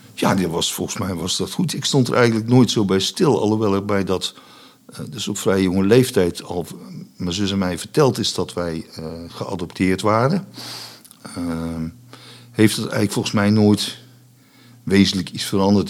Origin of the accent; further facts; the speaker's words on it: Vught, North Brabant, Netherlands; also born or lived in Enschede / Boxtel; ik ben opgegroeid in Vught